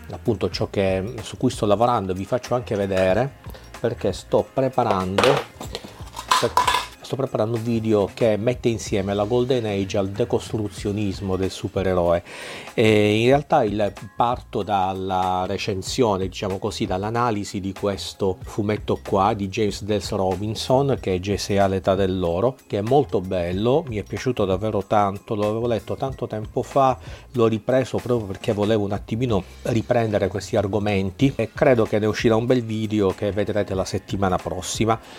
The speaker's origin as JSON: {"language": "Italian", "town": "Palermo", "region": "Sicily", "country": "Italy", "tie": "born or raised there", "said": "sono sono via, sono a Palermo, mia città natale, eh, dove rimarrò alcuni giorni."}